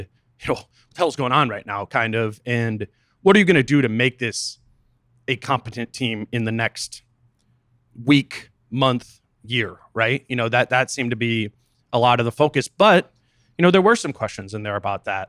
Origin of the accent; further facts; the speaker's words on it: Minnesota, United States; as a Minnesotan